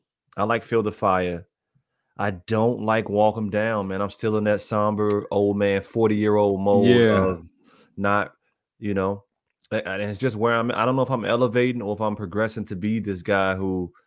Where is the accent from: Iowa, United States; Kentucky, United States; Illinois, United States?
Illinois, United States; Chicago; I was going through the community I was born in. That's where I'm from. Like, I'm from the North Lawndale area. Like, I used to go to school on 16th Street.